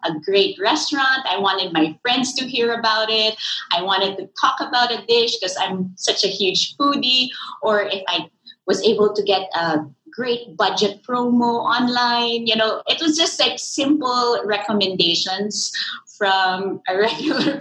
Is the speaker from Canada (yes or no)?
no; Philippines; I am from the Philippines.